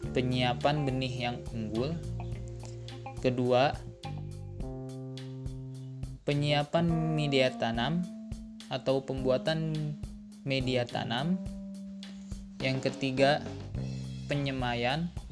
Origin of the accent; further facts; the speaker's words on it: Bogor, West Java, Indonesia; Saya berasal dari Kota Bogor yang sekarang sedang mengemban ilmu di Universitas Islam Negeri Sunan Gunung Jati Bandung